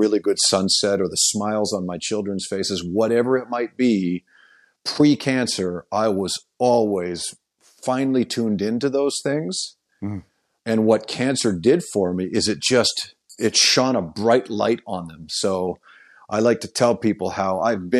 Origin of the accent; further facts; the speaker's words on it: Oakville, Ontario, Canada; moved away; my hometown of Oakville, Ontario